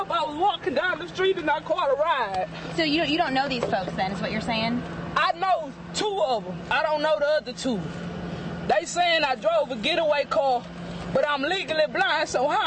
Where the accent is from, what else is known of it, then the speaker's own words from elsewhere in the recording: Port Arthur, Texas, United States; from Port Arthur, Texas, and I'm a female.